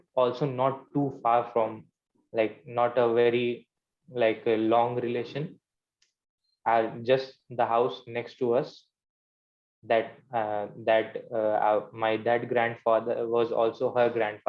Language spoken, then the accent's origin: English; Kushinagar district, Uttar Pradesh, India; I belong from Kushinagar district.